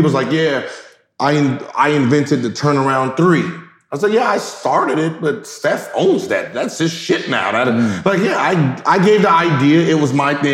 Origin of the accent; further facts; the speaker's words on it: the Valley, California, United States; growing up in the Valley